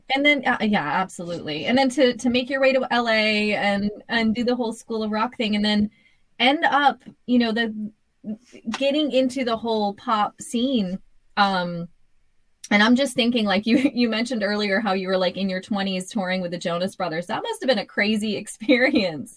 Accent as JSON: {"language": "English", "town": "Boston", "region": "Massachusetts", "country": "United States", "tie": "born or raised there"}